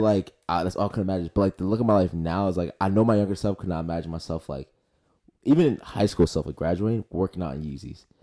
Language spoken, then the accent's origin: English; Philadelphia, Pennsylvania, United States; also born or lived in New Jersey; I grew up in Northeast Philly